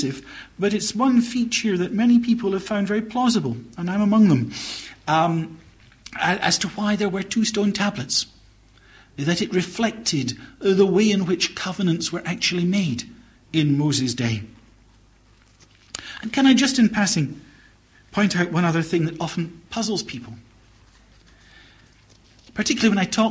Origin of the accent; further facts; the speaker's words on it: Scotland, United Kingdom; as a Scotsman